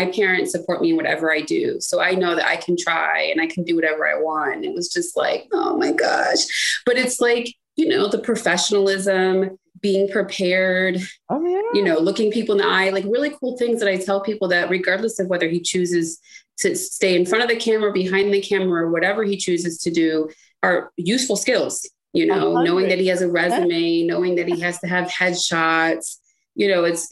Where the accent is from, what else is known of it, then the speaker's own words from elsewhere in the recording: Cleveland, Ohio, United States; also born or lived in Washington, District of Columbia, United States; I spent half of my time in like growing up in Cleveland and the other half in DC